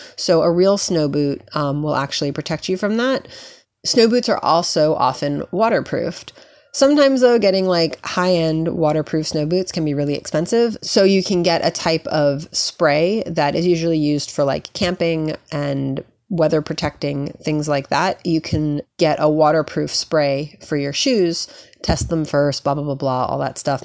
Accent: New York, United States; I grew up in New York.

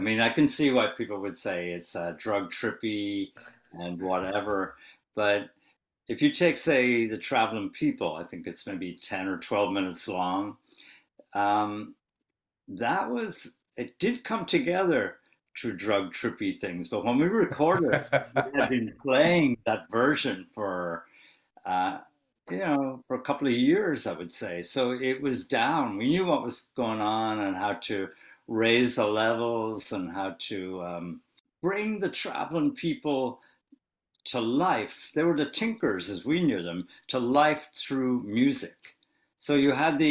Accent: Wexford, Leinster, Ireland; We grew up in Wexford

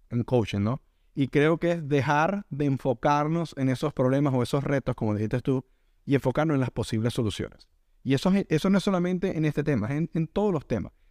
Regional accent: Venezuela; moved away; Nosotros somos venezolanos y lo que hemos escuchado. Es que la medicina en mi país era muchísimo mejor que la de acá.

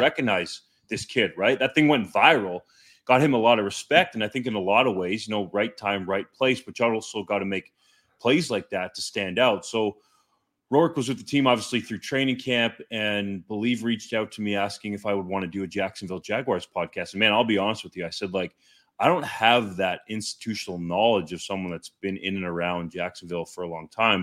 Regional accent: Canada; I'm a Canadian.

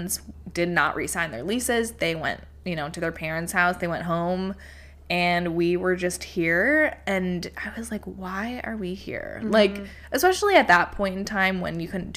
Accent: Michigan, United States; moved away as an adult; now in New York, United States; We're from Michigan

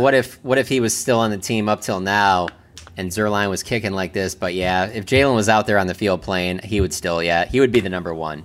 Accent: Detroit, Michigan, United States; moved away; I'm from Detroit

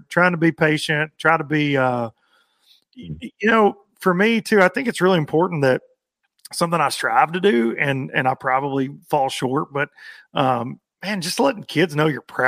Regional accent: the South, United States; growing up in the South

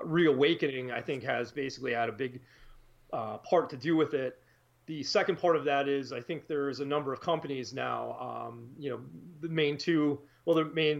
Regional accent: East Coast, United States; also born or lived in upstate New York; now in Wisconsin, United States; I'm actually from the East Coast originally

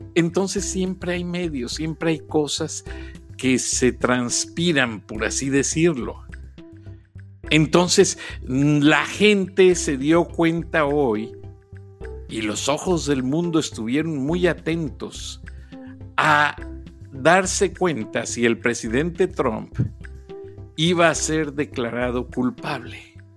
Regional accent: Guanajuato, Mexico; yo provengo de una provincia de Guanajuato

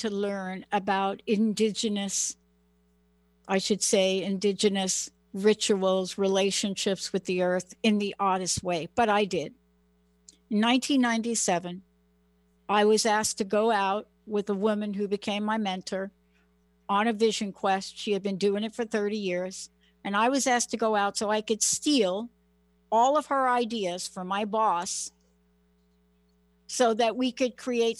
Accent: New York City, New York, United States; now in Washington State, United States; I'm a girl from the Bronx.

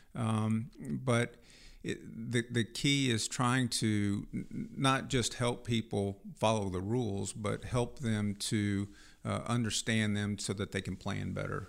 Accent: Fulton, Missouri, United States; I grew up in, uh, Fulton, Missouri, on a dairy farm

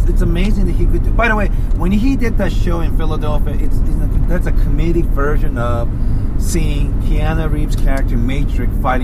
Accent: Kansai, Japan; moved away; my hometown in Japan

